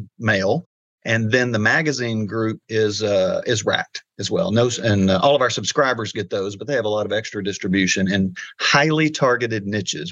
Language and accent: English; Arkansas, United States; moved away as an adult; also born or lived in Missouri / Colorado; I'm from Arkansas, so I was born and raised here.